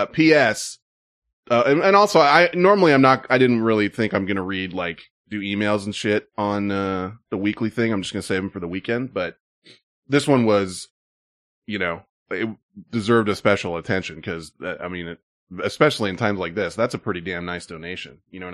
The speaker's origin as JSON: {"language": "English", "town": "Santa Cruz", "region": "California", "country": "United States", "said": "I'm from the Santa Cruz area and still work in the South Bay"}